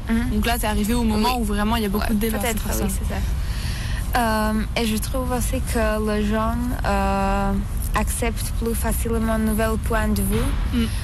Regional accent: Košice, Košice Region, Slovakia; French is a second language; moved away as an adult; now in Valence, France; je suis slovaque, euh, je viens de Slovaquie, euh, plus précisément d'une euh, petite ville qui s'appelle Košice. Et maintenant, je étudie en France, à Valence, pendant l'année scolaire

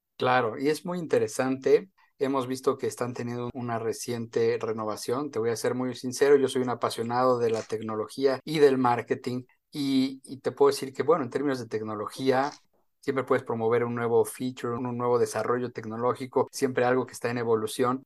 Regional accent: Mexico; como mexicano

